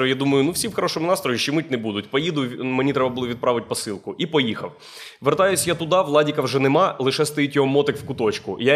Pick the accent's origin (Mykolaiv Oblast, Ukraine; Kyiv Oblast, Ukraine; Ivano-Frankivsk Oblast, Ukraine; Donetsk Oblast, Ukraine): Kyiv Oblast, Ukraine; Boryspil; я з Борисполя. Це Київська область.